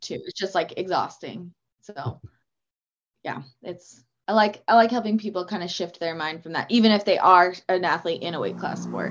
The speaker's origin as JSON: {"language": "English", "town": "Auburn", "region": "Washington", "country": "United States", "tie": "born or raised there", "said": "I've grown up in this area my whole life and still live around here"}